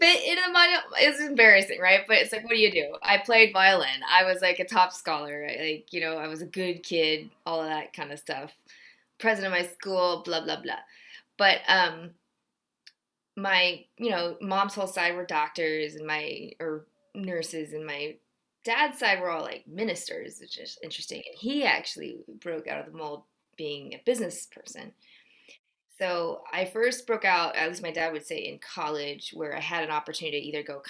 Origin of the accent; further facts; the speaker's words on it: Georgia, United States; also born or lived in Ohio / Texas; I was born in Ohio. My parents were both born in Seoul, Korea, and immigrated in college and met there. And so I'm second generation and had a brief stint in Texas and then mostly grew up in Georgia